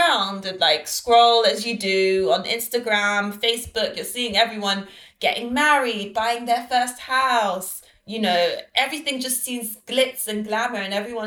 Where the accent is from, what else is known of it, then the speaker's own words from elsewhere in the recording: London, United Kingdom; moved away as an adult; also born or lived in Lagos, Nigeria; my parents are Nigerian and Trinidadian, but I was born and raised in London